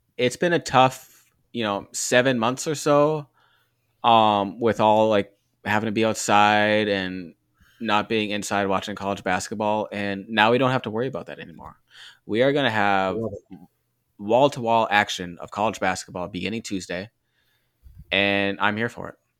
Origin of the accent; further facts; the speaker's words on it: Fargo, North Dakota, United States; I'm from Fargo.